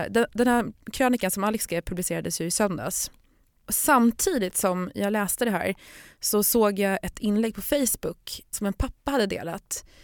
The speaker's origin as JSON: {"language": "Swedish", "town": "Stockholm", "region": "Stockholm County", "country": "Sweden", "tie": "born or raised there", "said": "jag menar jag är ju uppvuxen i Stockholm"}